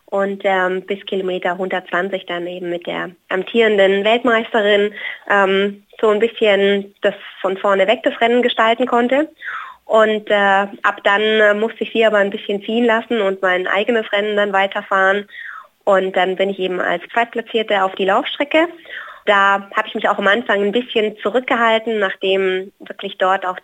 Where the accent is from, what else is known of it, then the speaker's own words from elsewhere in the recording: Hawaii, United States; jetzt da, wo ich herkomme, aus Hawaii, auch unter extremen Witterungsverhältnissen mit sehr warm, sehr heiß und äh, sehr schwül.